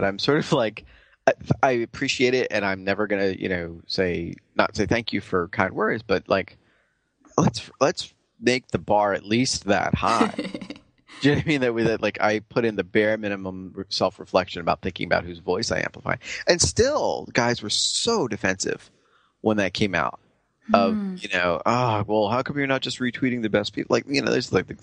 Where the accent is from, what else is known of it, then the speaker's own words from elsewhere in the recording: New York, United States; also born or lived in San Francisco; I'm a New Yorker